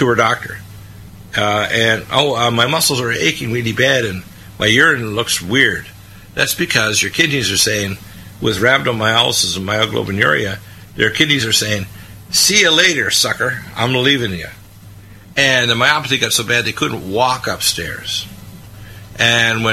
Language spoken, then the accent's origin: English; United States; also born or lived in Canada; I'm an American